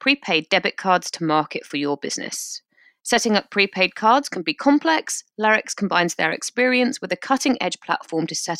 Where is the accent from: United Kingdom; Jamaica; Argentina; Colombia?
United Kingdom; we are British.